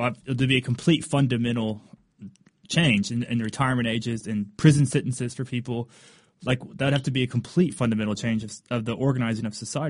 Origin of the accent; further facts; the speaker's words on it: Kentucky, United States; moved away; I'm originally from Kentucky. I don't live there anymore